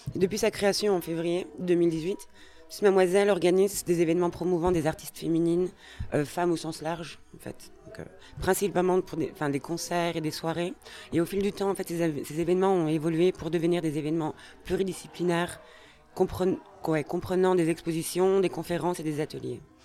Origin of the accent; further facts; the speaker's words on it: Brussels, Brussels-Capital Region, Belgium; je suis née à Bruxelles